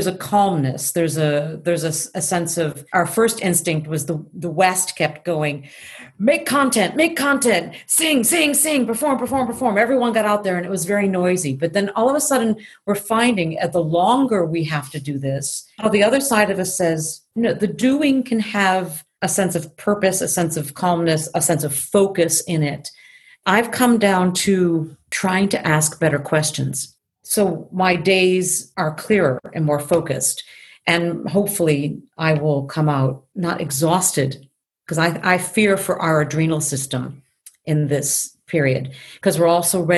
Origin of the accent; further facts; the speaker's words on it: Tokyo, Japan; also born or lived in Chicago; I mean, I grew up in Tokyo, so there's a source to that in my own personal being, besides being a very Midwest Chicago girl.